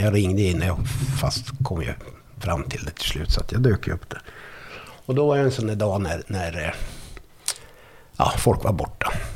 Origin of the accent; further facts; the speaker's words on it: Arvidsjaur, Norrbotten County, Sweden; moved away; also born or lived in Stockholm / Skellefteå / Varberg; jag kommer ju från Arvidsjaur från början